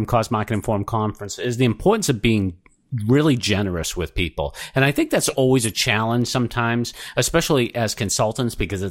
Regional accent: Boston, Massachusetts, United States; accent: Boston; my Boston accent

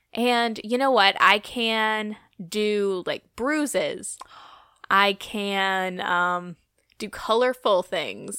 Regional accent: Outer Banks, North Carolina, United States; moved away as an adult; I moved back to my hometown in the Outer Banks

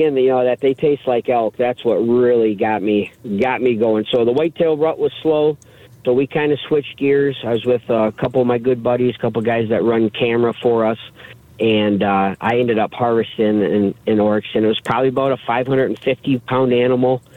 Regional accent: the Thumb, Michigan, United States; growing up in Sebring in the Thumb there, I grew up in a family of, you know, fishing and hunting

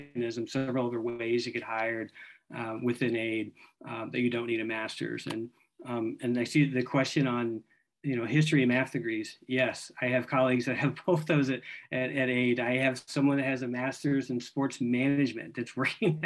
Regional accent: Clarksville, Tennessee, United States; I grew up in Clarksville, Tennessee, just up the road

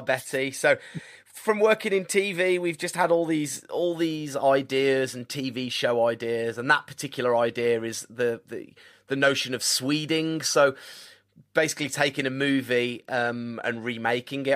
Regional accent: Birmingham, West Midlands, United Kingdom; also born or lived in Tamworth / Colorado; here in my hometown

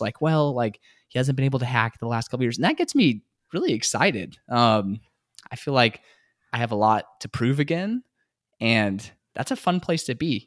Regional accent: San Antonio, Texas, United States; also born or lived in Houston, Texas / Midland, Texas; I grew up here in San Antonio

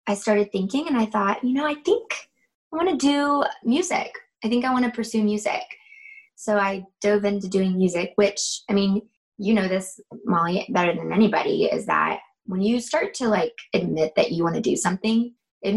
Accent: North Georgia, United States; now in South Georgia, United States; I'm actually from North Georgia. I live right now in South Georgia.

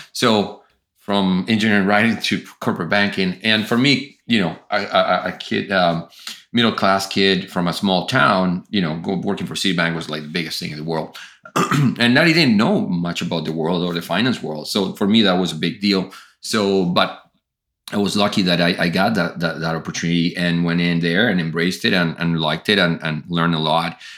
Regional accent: Colombia; moved away as an adult; I grew up in Colombia

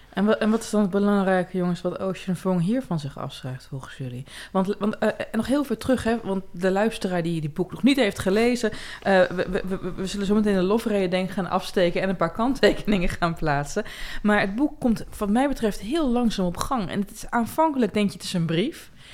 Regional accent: Twente, Overijssel, Netherlands; Ik kom uit Twente

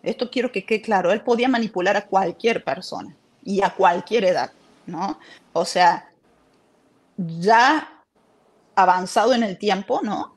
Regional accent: Córdoba, Argentina; yo nací en Argentina, en Córdoba. Eh, yo siempre estudié baile, danza y eh, estaba trabajando en un programa de televisión a los 14 años

